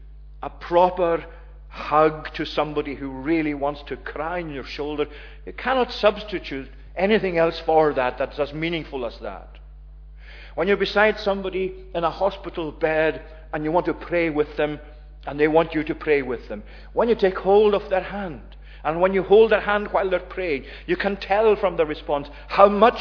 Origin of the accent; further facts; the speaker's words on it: Tongue, Scotland, United Kingdom; the village I was brought up in Tongue